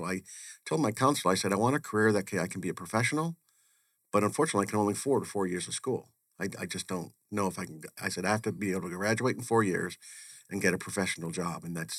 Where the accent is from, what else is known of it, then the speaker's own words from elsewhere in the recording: Waltham, Massachusetts, United States; moved away as an adult; also born or lived in Connecticut; I actually grew up on the East Coast. I was born in Connecticut and spent my whole youth and went to school near Boston in Waltham, Massachusetts.